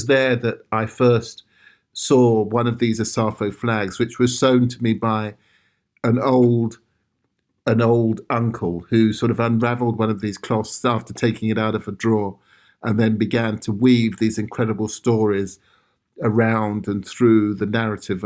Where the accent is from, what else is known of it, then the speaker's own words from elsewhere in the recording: London, United Kingdom; My father was Ghanaian and my mother Sierra Leonean, but we grew up in South London